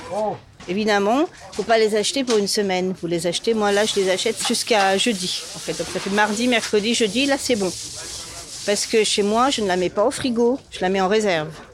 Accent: Châteauneuf-Grasse, Provence-Alpes-Côte d'Azur, France; moved away as an adult; also born or lived in Montreal, Canada; now in Paris, France; je venais de Châteauneuf-de-Grasse, un petit patelin au-dessus de Nice

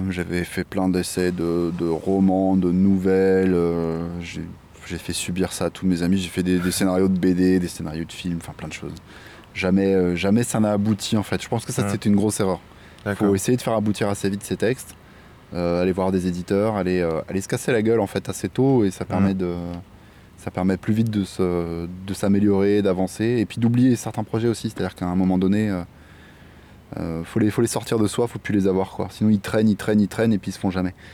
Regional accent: La Ville-du-Bois, Île-de-France, France; moved away as an adult; now in Réunion, France; moi je viens de métropole, j'ai grandi en région parisienne, dans un petit village qui s'appelle la Ville du Bois.

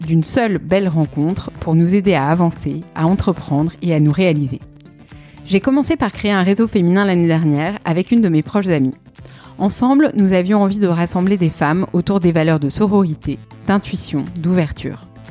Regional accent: Paris, Île-de-France, France; je suis parisienne

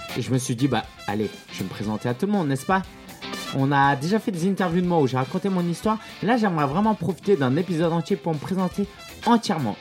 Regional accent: France; also born or lived in China; je suis né en France dans une famille chinoise et en fait à la maison c'était pas mal la Chine

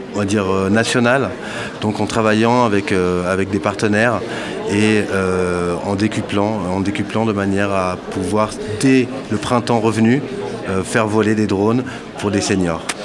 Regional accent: Paris, Île-de-France, France; je suis parisien

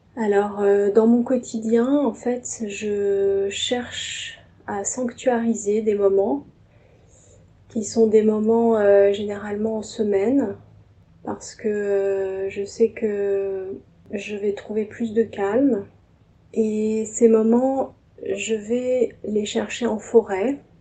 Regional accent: Paris suburbs, Île-de-France, France; je suis née à Paris, je vis en banlieue parisienne

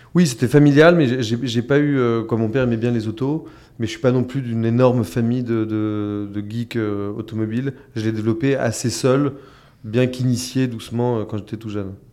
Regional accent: France; chez nous en France

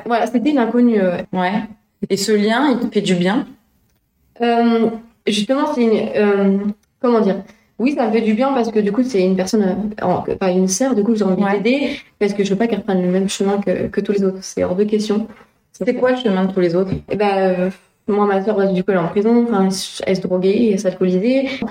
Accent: La Flèche, Pays de la Loire, France; also born or lived in Le Mans / Luché-Pringé; je suis née à La Flèche

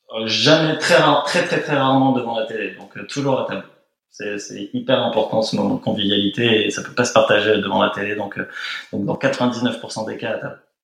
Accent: Nice, Provence-Alpes-Côte d'Azur, France; now in Paris, France; j'ai passé toute mon enfance à Nice

